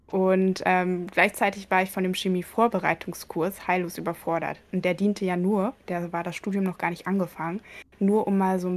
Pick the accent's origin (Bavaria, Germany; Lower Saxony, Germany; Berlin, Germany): Lower Saxony, Germany; Aurich; Teil auch dann in den Semesterferien habe ich sehr viel Zeit in einer Kleintierpraxis in Aurich, also meinem Heimatort, verbracht.